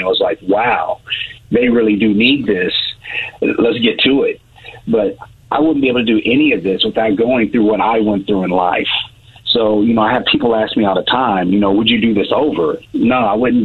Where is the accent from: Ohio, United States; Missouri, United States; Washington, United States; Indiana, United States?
Missouri, United States; Columbia; born and raised in Columbia, Missouri. I am a Rockbridge High School graduate